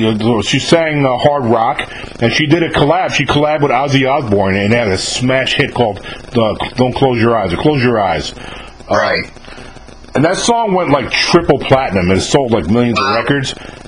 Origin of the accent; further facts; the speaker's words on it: about 39 miles north of the Bronx, New York, United States; moved away as an adult; also born or lived in the South (US); now in Southern United States; I was born and raised, and I graduated in high school in New York. So I spent the first 18 years of my life, and then I joined the military, and I ended up staying down in the South.